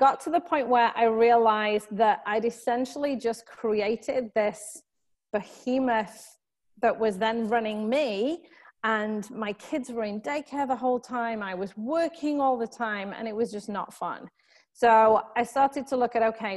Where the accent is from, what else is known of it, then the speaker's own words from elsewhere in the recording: United Kingdom; moved away as an adult; now in Southern California, United States; you can probably tell from my accent that I am from the UK originally.